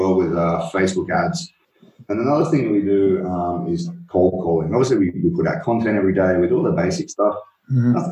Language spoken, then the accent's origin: English; Australia; I'm Aussie, played rugby a lot at school